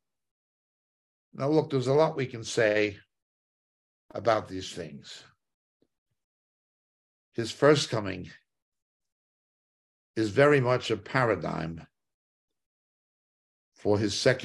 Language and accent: English; Hudson County, New Jersey, United States; moved away; also born or lived in Manhattan, New York / Israel; in my native New York. Well, I was born near New York. I'm back of the Statue of Liberty in Hudson County, but I lived in Manhattan